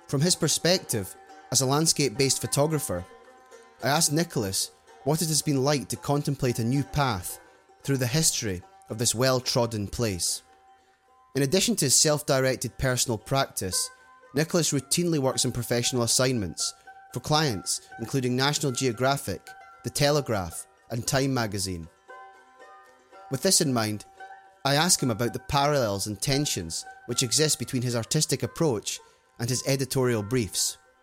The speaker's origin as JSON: {"language": "English", "region": "Scotland", "country": "United Kingdom", "tie": "born or raised there", "said": "my own experience growing up in Scotland"}